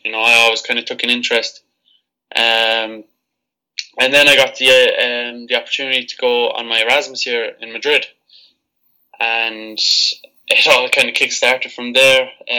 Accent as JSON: {"language": "English", "town": "Cork", "region": "Munster", "country": "Ireland", "tie": "born or raised there", "said": "Yes, born and raised in Cork in the south of Ireland"}